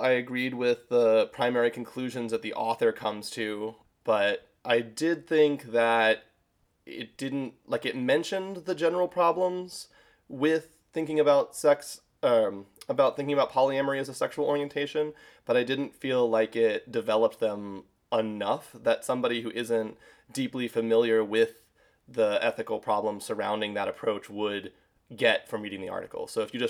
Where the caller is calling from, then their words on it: Charlotte, North Carolina, United States; I am joining from Charlotte, North Carolina in the United States.